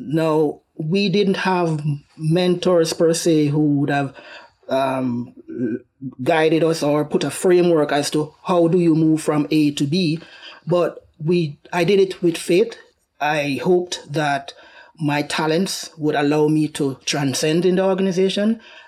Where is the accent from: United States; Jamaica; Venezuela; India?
Jamaica; Well, so where do I start? The beauty of my upbringing, where my journey started, is that we had the opportunity to aspire to greatness. We have a rich culture of achievement. We have international reggae ambassadors.